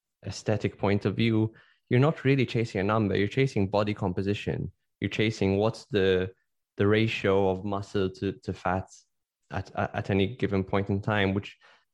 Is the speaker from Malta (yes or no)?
yes; Malta; I come from Malta, which is a country